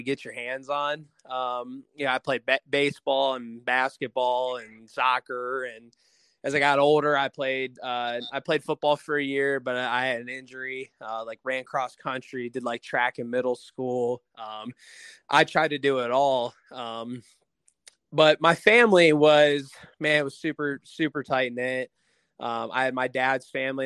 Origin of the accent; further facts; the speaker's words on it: Navarre, Ohio, United States; moved away as an adult; I'm from Northeast Ohio. I grew up in a small town called Navarre, Ohio